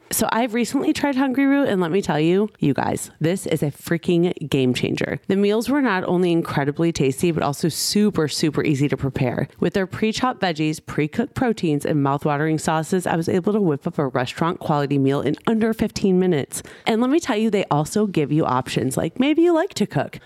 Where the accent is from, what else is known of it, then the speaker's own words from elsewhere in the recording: Michigan, United States; moved away as an adult; now in Los Angeles, United States; I'm from Michigan, and when I moved here